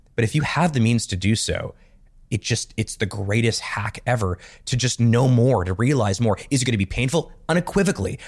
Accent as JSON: {"language": "English", "town": "Montreal", "region": "Quebec", "country": "Canada", "tie": "born or raised there", "said": "I grew up in Montreal"}